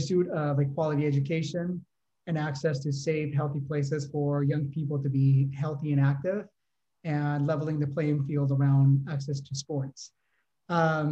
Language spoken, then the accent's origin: English; Oakland, California, United States; my hometown from Oakland, California